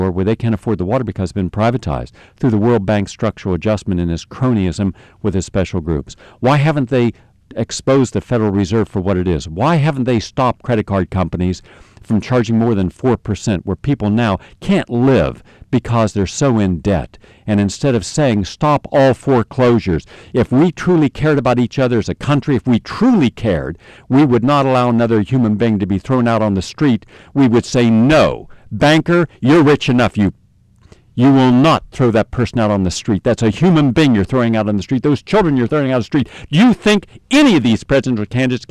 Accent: United States; I'm one American

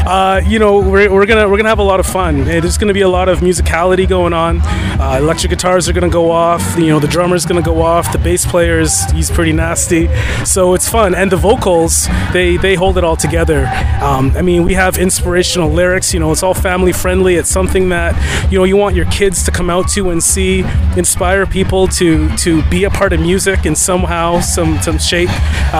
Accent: Canada; Well, for one, we're Canadian, and I think when you think about Canada, it's one of the most multicultural countries in the world.

